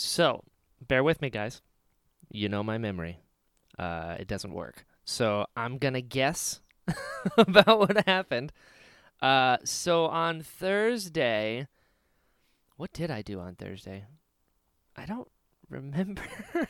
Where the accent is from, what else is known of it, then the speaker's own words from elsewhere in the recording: Florida, United States; also born or lived in North Carolina; So I was born in North Carolina, and then I was raised in Florida.